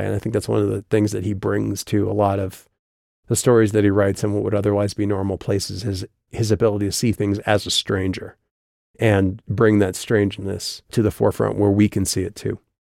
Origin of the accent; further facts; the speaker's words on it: South Dakota, United States; moved away as an adult; also born or lived in Colorado; I grew up obviously in South Dakota.